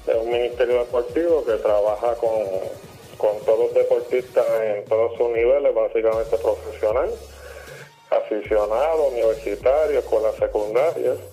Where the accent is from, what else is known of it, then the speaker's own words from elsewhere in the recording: Puerto Rico; ya tú sabes que como buen puertorriqueño, pues eh, comenzamos en las pequeñas ligas